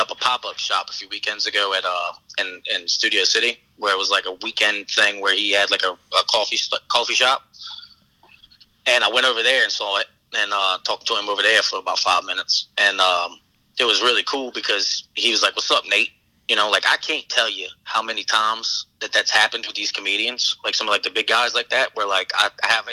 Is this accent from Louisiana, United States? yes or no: yes; Buras, Louisiana, United States; moved away; also born or lived in Thibodaux, Louisiana / New Orleans, Louisiana; I'm from Burris, which is a town that's the smallest of the small.